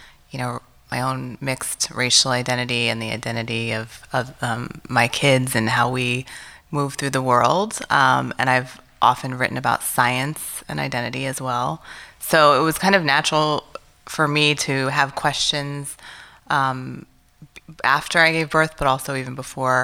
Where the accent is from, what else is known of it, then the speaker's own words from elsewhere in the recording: Illinois, United States; I was born in Illinois, and I had some, you know, rough moments growing up as an Asian American child in Illinois